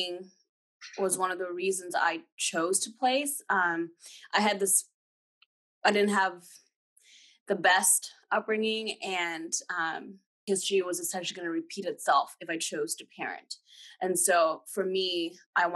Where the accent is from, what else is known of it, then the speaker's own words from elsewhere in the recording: Kenya; moved away; I'm actually full-blood Kenyan. I was born in Kenya.